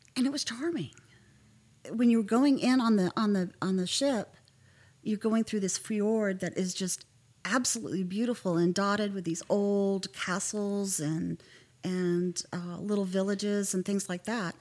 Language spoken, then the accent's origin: English; Mineral Wells, Texas, United States; also born or lived in Fort Worth, Texas; I grew up um, in a little place called Mineral Wells